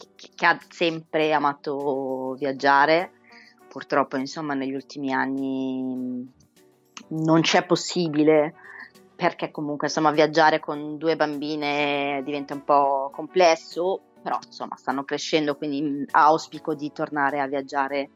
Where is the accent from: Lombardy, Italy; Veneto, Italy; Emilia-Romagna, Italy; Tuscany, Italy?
Lombardy, Italy; Milan; io credo di essere una delle poche milanesi doc, nel senso mm. che ho mm. mamma e papà nati entrambi a Milano